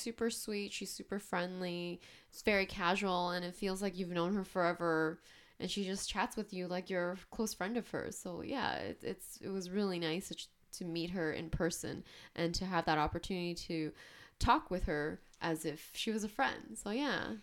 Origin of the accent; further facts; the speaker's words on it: Canada; first language English; I was born and raised here. I speak English perfectly